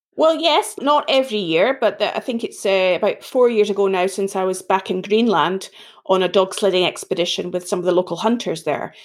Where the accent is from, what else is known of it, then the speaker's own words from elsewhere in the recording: Edinburgh, Scotland, United Kingdom; accent: Scottish; now in England, United Kingdom; this accent isn't sounding English, it's sounding more Scottish. I'm originally from Edinburgh in Scotland